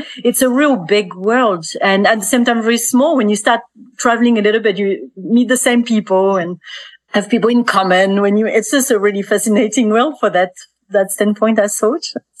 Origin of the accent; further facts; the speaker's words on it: between Burgundy and Franche-Comté, Bourgogne-Franche-Comté, France; moved away as an adult; now in Central Otago, New Zealand; I grew up in France, obviously. So between Burgundy and Franche-Comté, which is where the Jura region is part of. So between those two regions, I was really introduced to wine quite early on.